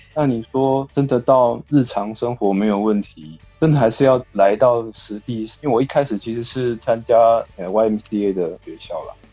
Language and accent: Chinese; Taiwan; moved away as an adult; also born or lived in Osaka, Japan; now in Hyogo, Japan; 我在台湾的时候都是在城市长大